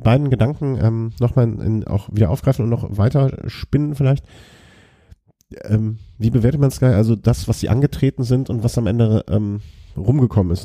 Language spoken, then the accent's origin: German; Germany; als Deutscher